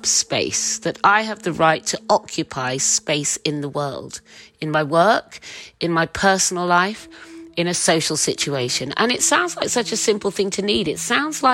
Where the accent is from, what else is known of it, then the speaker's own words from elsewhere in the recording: Suffolk, East of England, United Kingdom; As a young girl growing up in Suffolk, I was the only black girl at my school